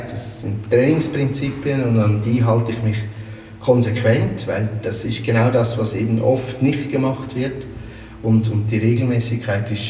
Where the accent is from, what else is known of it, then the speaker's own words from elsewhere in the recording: Aargau, Switzerland; äh, aufgewachsen, wie man wahrscheinlich schon hört, in der Schweiz, also im Freiamt. Ist ein äh, Teil vom Kanton Aargau, also eher im deutschsprachigen Schweiz.